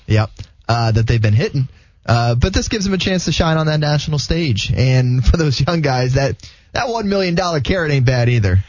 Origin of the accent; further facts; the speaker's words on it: West Palm Beach, Florida, United States; growing up in West Palm Beach